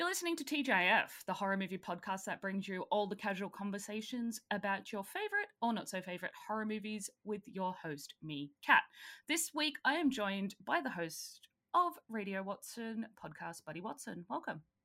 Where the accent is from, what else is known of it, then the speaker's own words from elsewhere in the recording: Australia; I'm Australian